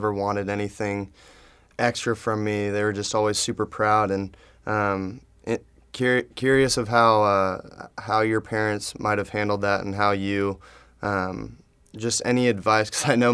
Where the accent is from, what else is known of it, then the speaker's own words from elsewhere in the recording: San Clemente, California, United States; I grew up in San Clemente